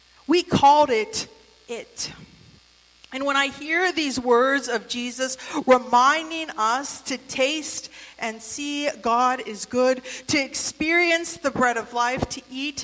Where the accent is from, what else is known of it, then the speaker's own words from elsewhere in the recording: United States; now in Michigan, United States; I grew up in the West Virginia, Western Maryland Senate